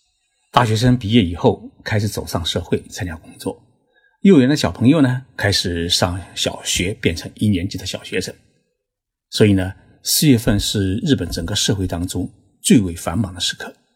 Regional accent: China; now in Tokyo, Japan; 我们中国人燃放烟火呢

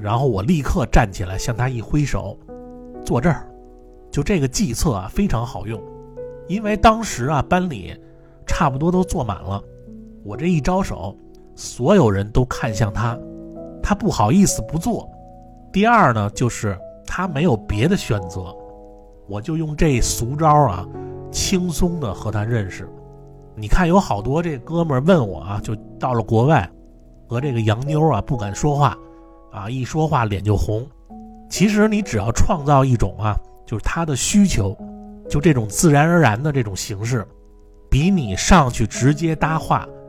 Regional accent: Beijing, China; moved away; also born or lived in Manchester; 我一般我要说我是北京人，他们都不知道北京在哪儿

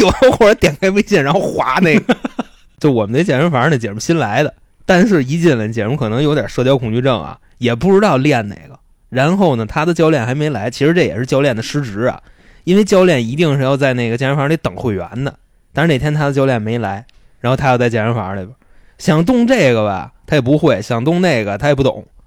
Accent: Xuanwu, Beijing, China; 我炫舞的

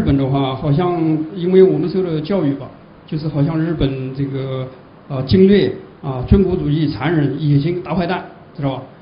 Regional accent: Jiangsu, China; 我也是江苏人

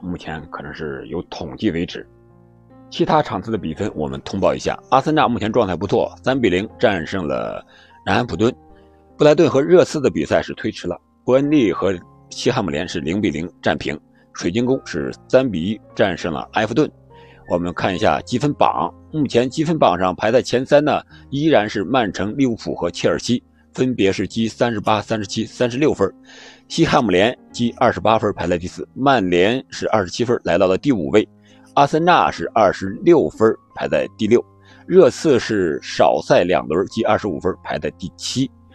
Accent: China; 用我们中国人的防疫政策来看

